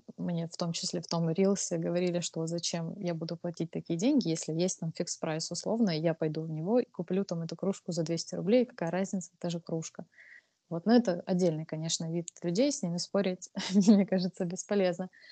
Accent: Krasnodar, Krasnodar Krai, Russia; я из Краснодара, то есть я в Краснодаре участвовала в маркетах самых разных

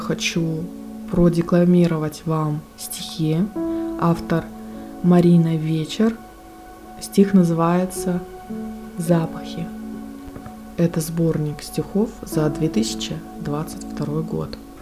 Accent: Russian Far East, Russia; я с Дальнего Востока

